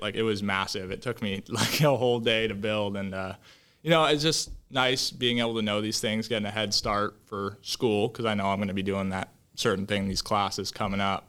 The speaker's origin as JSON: {"language": "English", "town": "Woodinville", "region": "Washington", "country": "United States", "tie": "born or raised there", "said": "I grew up in Woodenville. I still live there currently"}